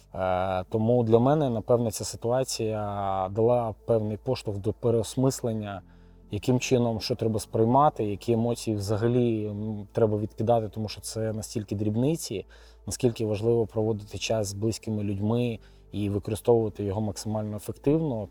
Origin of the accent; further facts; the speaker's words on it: Ukraine; я з України